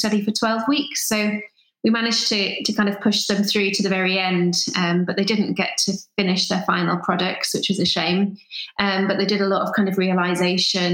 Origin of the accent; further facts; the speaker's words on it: Newcastle upon Tyne, North East England, United Kingdom; moved away as an adult; also born or lived in Sunderland; now in Edinburgh, United Kingdom; I'm from Newcastle